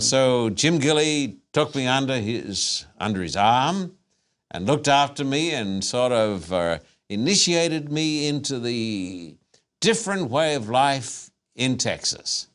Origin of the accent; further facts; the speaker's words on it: Esk, Queensland, Australia; moved away as an adult; now in United States; I was born in a tiny little town in Queensland by the name of Esk